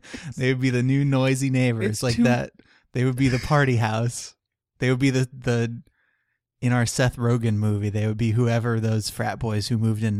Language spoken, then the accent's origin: English; Canada; And because we're Canadian, we eventually turned that assassination into a joke in the film Bon Cop, Bad Cop.